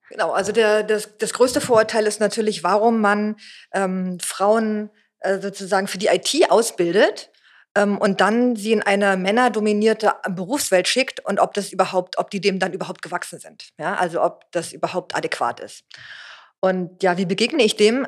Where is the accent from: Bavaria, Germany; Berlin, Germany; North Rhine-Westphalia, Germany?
Berlin, Germany; bin Berlinerin, habe damals in, an der HU studiert